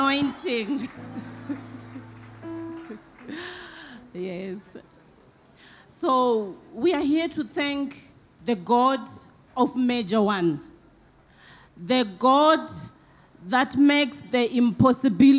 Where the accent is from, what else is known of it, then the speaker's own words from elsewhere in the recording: Zimbabwe; I'm from Zimbabwe